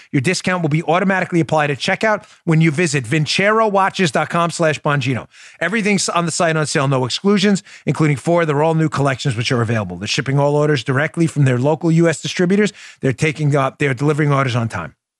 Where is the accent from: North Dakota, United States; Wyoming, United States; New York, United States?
New York, United States; I grew up in New York with, uh, Howard Stern on the radio.